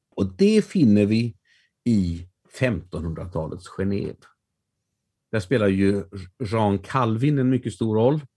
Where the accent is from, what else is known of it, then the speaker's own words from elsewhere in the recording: Västergötland, Västra Götaland, Sweden; mig som västgöte